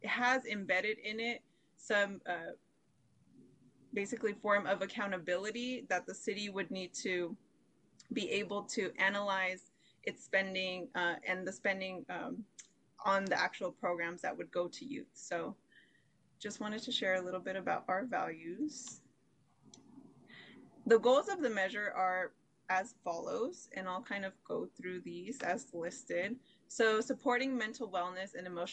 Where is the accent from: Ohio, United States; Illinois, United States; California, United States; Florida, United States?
California, United States; Sacramento; I myself was a young person growing up in Sacramento. I'm actually from the Meadowview community